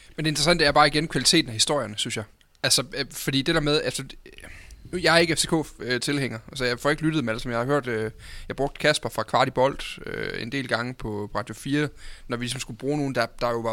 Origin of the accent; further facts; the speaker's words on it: North Jutland, North Denmark Region, Denmark; Jammerbugt op fra den del af landet, hvor jeg kommer fra